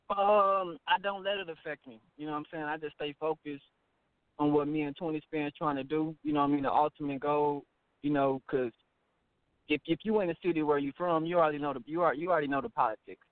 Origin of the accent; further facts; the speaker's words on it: Dallas, Texas, United States; I'm from Dallas